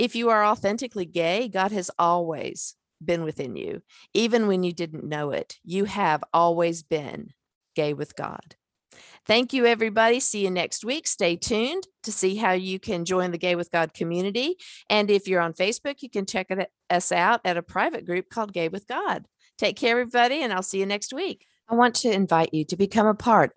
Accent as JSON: {"language": "English", "region": "North Carolina", "country": "United States", "said": "I'm from North Carolina"}